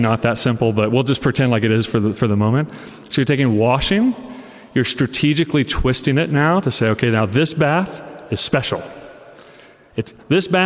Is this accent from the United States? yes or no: yes; Oklahoma, United States; I'm from Oklahoma